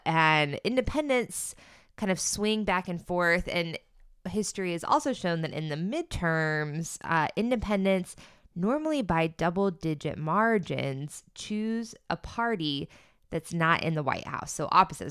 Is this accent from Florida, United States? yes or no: yes; Florida, United States; I'm from Florida